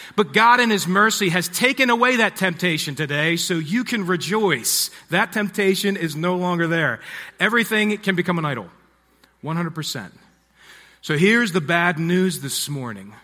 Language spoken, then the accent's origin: English; Harford County, Maryland, United States; also born or lived in Nashville / Baltimore; I grew up in Harford County, Maryland, which is just north of here.